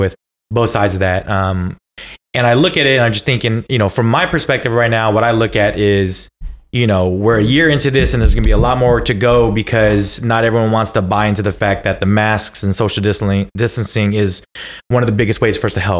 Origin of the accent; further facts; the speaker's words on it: Bay Area, California, United States; we grew up in the Bay Area